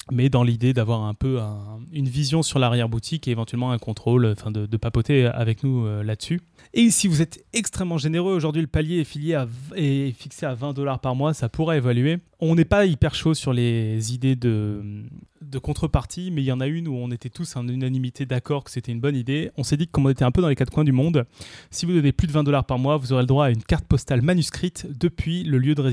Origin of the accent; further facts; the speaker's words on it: Tournefeuille, Occitania, France; also born or lived in Paris; je suis né à Paris, j'ai grandi à Tournefeuille.